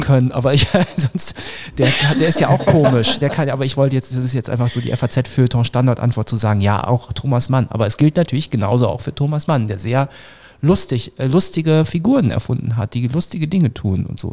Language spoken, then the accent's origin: German; Northern Germany, Germany; ich komme auch aus Norddeutschland vom flachen Land